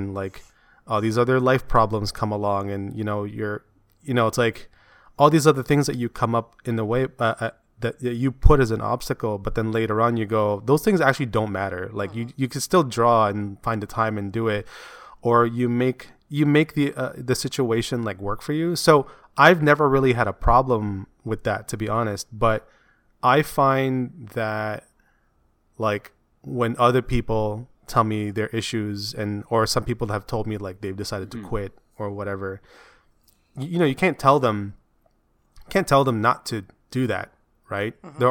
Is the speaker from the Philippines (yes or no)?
yes; Philippines; my hair is not that long, and I'm Filipino.